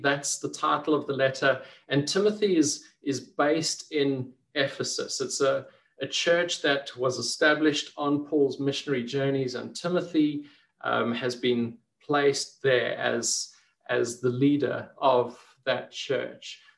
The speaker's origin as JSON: {"language": "English", "town": "Port Elizabeth", "region": "Eastern Cape", "country": "South Africa", "tie": "born or raised there", "said": "being a kid growing up in Port Elizabeth, it was just such a, a, lovely place to to grow up"}